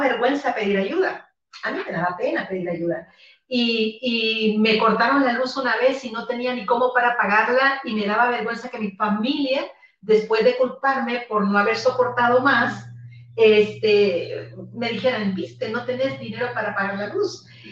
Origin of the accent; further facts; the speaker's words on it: El Salvador; now in Guatemala; yo soy salvadoreña eh, y vivo en Guatemala